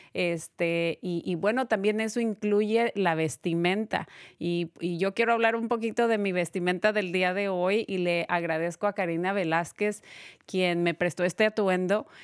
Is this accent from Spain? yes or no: no; Mexico; yo soy de México